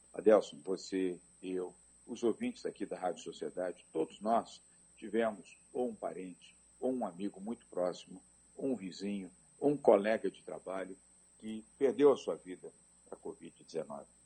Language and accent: Portuguese; São Paulo, Brazil; Eu nasci em São Paulo, capital